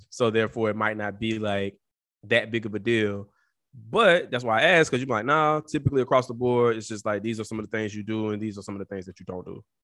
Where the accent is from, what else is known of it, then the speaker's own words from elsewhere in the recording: the South, United States; as a Southerner